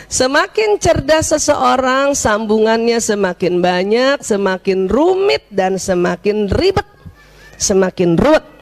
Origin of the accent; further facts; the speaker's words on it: South Sulawesi, Indonesia; Waduh, saya orang Bugis tiba-tiba disuruh masak rendang Padang.